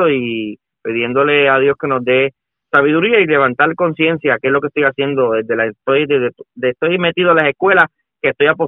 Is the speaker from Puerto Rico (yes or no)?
yes; Puerto Rico; eso es lo que nosotros queremos y tenemos todos como puertorriqueños